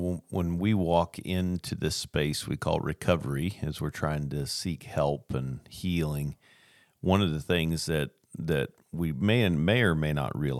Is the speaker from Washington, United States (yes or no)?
yes; Tacoma, Washington, United States; born there; I was born in Tacoma, Washington